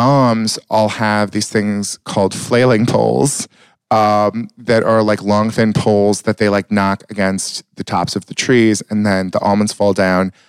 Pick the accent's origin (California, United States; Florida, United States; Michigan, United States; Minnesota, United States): California, United States; Marysville / Yuba City; I was born in Rideout